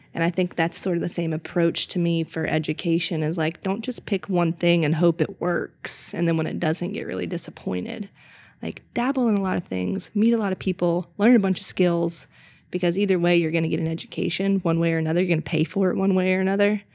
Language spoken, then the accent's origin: English; Mint Hill, North Carolina, United States; now in Charlotte, United States; I grew up more so in Mitt Hill and came to Charlotte often